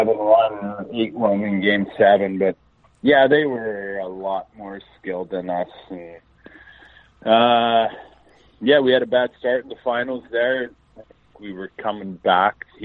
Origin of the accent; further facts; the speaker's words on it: Central Butte, Saskatchewan, Canada; moved away; growing up in Centre Butte